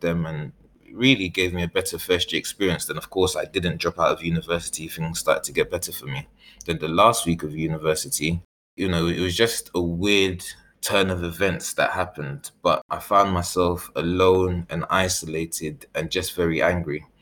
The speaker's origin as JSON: {"language": "English", "region": "London", "country": "United Kingdom", "tie": "born or raised there", "also_born_or_lived": "Ghana", "said": "I was born in East London and raised in East London when I came back from Ghana, and shortly after moved to South London. Then I had moved back to East London"}